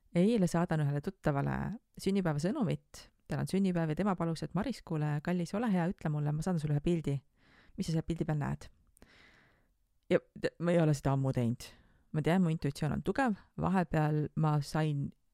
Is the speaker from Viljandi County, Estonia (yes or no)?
no; Tartu, Tartu County, Estonia; ma olen Tartust pärit